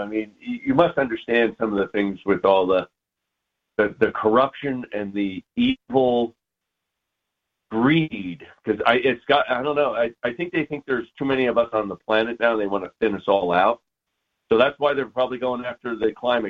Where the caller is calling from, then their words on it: Sandy, Utah, United States; I'm calling from Sandy, Utah.